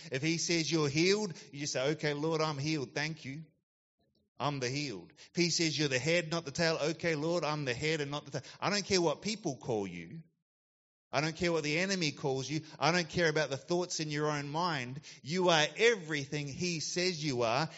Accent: Christchurch, Canterbury, New Zealand; also born or lived in Gold Coast, Australia / United States; now in Yatala, Australia; I grew up in New Zealand in the South Island, Christchurch.

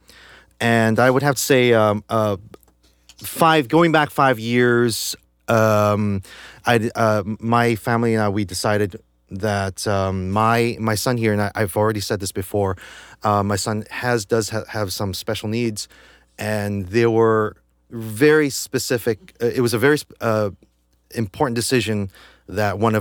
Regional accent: New Jersey, United States; growing up in Jersey, staying up late night, and you see the Tom Baker Doctor Who on PBS

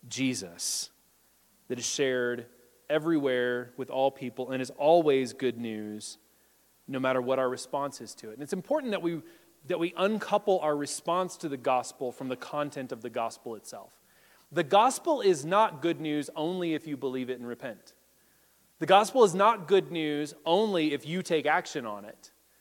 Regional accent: United States; As Protestant American Christians

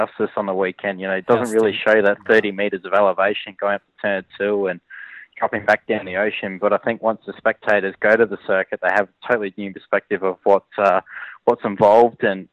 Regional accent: Adelaide, South Australia, Australia; growing up in Adelaide as a kid.

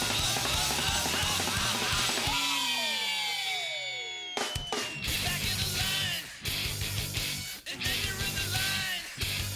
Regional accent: California, United States; being from California

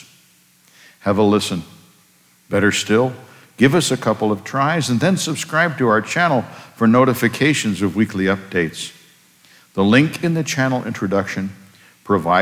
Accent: Bangor, Maine, United States; moved away as an adult; also born or lived in Germany / Virginia / New York City / West Point, New York; I attended seminary in Bangor, Maine, my hometown

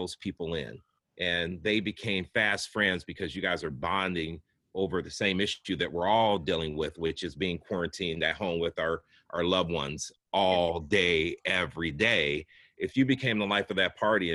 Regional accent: Ohio, United States; moved away; also born or lived in Wyckoff, New Jersey; I lived in Wyckoff as well, and I grew up in Ohio

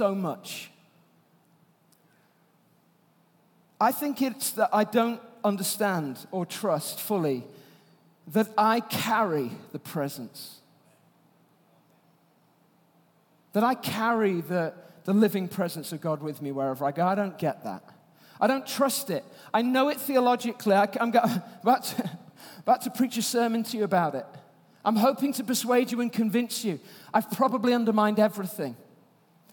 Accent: Yorkshire and the Humber, United Kingdom; I'm from Yorkshire

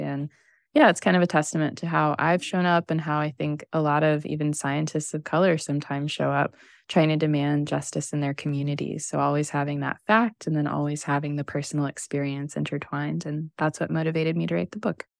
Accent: Missouri, United States; coming from the Midwest, I grew up in Missouri

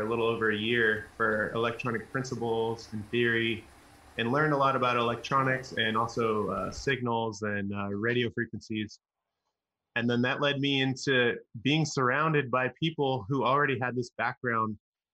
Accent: Fairfield, California, United States; also born or lived in Vallejo, California; I grew up in the Bay Area, the North Bay California, and I was born in Vallejo

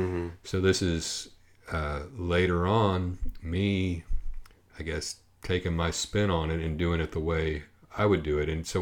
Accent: Oklahoma, United States; And, you know, I grew up down in Oklahoma, so I know that thing.

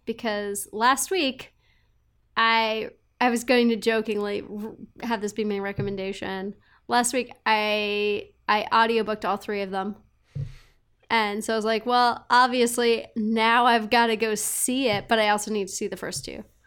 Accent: Montana, United States; moved away; also born or lived in Texas / Seattle; growing up in Montana

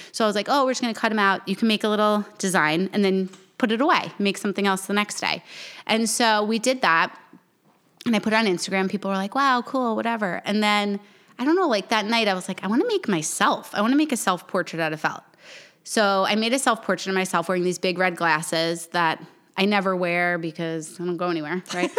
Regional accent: New York, United States; moved away as an adult; also born or lived in Miami; now in South Carolina, United States; I grew up in New York

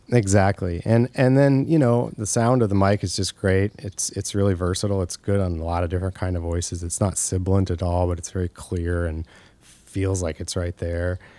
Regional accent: Monmouth, Illinois, United States; also born or lived in Macomb, Illinois; I grew up in Monmouth, Illinois, which is very close to there

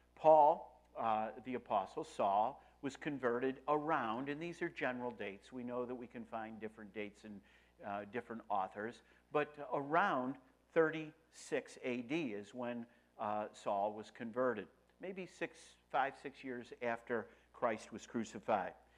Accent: Rochester, New York, United States; I'm from Rochester, New York.

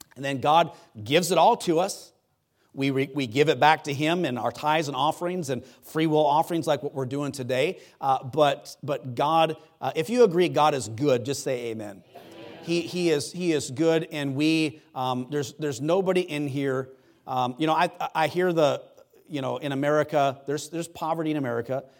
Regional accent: United States; I'm American

